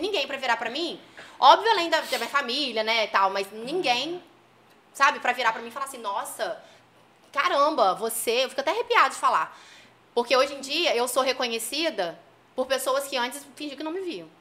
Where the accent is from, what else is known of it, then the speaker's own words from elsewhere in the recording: Campos dos Goytacazes, Rio de Janeiro, Brazil; also born or lived in Minas Gerais; eu sou de Campos, eu sou de Campos, meu marido Valvisa fala assim, ah, agora você assumiu que você é de Campos, né? Porque eu, eu, eu sou mineira, nasci em Minas, mas ah. fala que eu nasci e vim embora